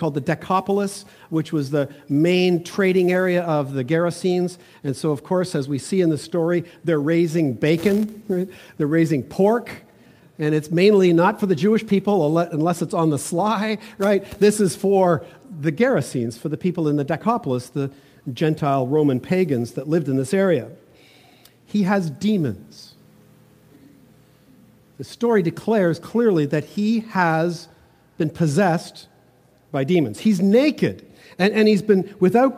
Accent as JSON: {"language": "English", "town": "Toronto", "region": "Ontario", "country": "Canada", "tie": "born or raised there", "also_born_or_lived": "Vancouver", "moved": "yes", "said": "When I grew up in Toronto, just a block and a half away from the city of Yonge Street in North Toronto"}